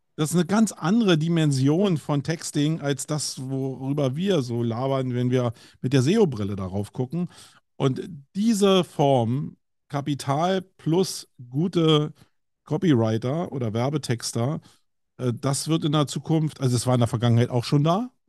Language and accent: German; Berlin, Germany; accent: Berlinerisch; bei mir als Berliner